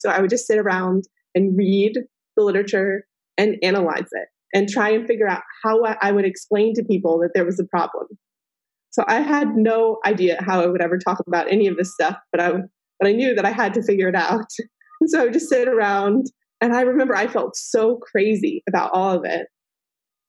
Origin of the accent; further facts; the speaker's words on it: Texas, United States; I was raised in Texas